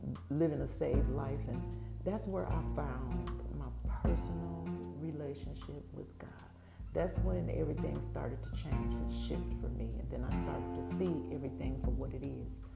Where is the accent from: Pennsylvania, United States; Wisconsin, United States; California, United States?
Wisconsin, United States; Milwaukee; born and raised in Milwaukee, Wisconsin.